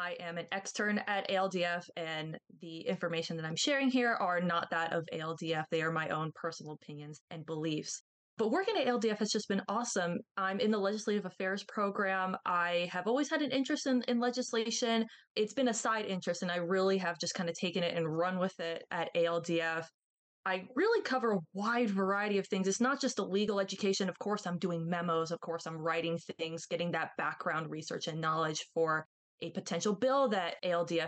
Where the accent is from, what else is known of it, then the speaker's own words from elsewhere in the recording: Florida, United States; moved away; I grew up in Florida near the beaches